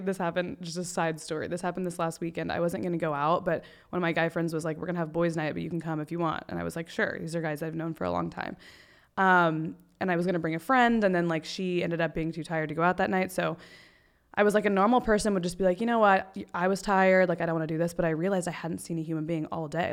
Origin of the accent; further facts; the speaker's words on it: Texas, United States; moved away; also born or lived in Panama City, Florida / Destin, Florida; I grew up mostly in Texas